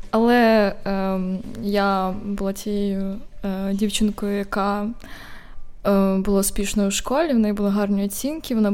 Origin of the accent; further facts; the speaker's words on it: Rivne, Rivne Oblast, Ukraine; із Рівного.